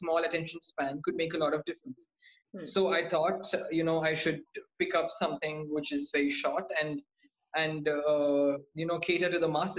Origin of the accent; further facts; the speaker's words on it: Coimbatore, Tamil Nadu, India; also born or lived in Vellore, India / Chennai, India / New Delhi, India; I'm from Coimbatore, Tamil Nadu